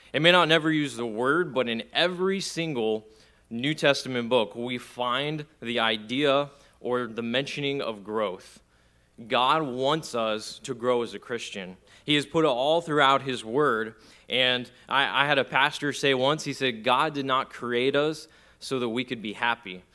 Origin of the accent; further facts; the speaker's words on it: Texas, United States; where I grew up in Texas, we have a lot of black land